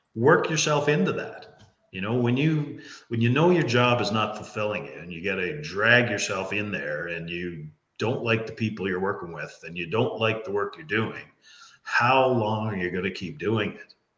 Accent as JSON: {"language": "English", "region": "Newfoundland and Labrador", "country": "Canada", "said": "I'm from Newfoundland. So in Newfoundland, we say it's all in the way you hold your mouth"}